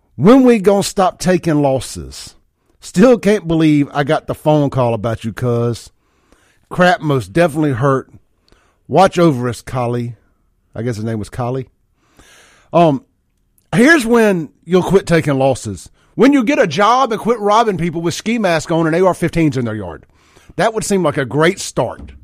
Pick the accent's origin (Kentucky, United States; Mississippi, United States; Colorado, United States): Mississippi, United States; Byram; I grew up in South Jackson Byram, uh, Lake Ridgely out there in Byram when I was a kid.